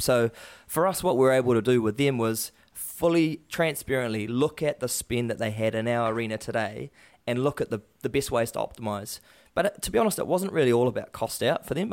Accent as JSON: {"language": "English", "region": "Waikato", "country": "New Zealand", "tie": "born or raised there", "said": "growing up in the Waikato"}